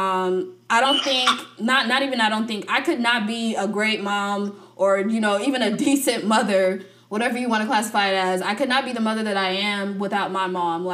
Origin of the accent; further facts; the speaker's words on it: United States; we were raised in the United States